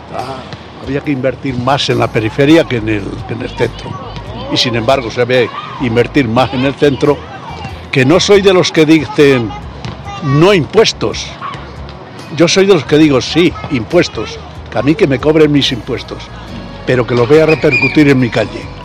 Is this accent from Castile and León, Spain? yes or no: yes; Salamanca, Castile and León, Spain; moved away as an adult; now in Madrid, Spain; yo soy natural de Salamanca, pero me crié casi en Madrid. O sea que a los 18 años ya estaba en Madrid.